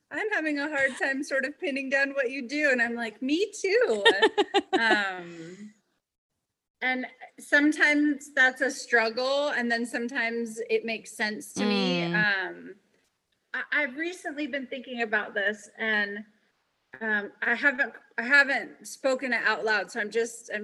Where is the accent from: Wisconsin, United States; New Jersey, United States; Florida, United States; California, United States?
California, United States; I'm born and raised in California, and I've pretty much lived here my entire life